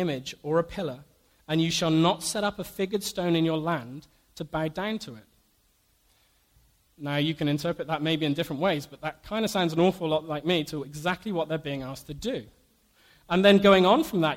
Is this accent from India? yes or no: no; United Kingdom; Being British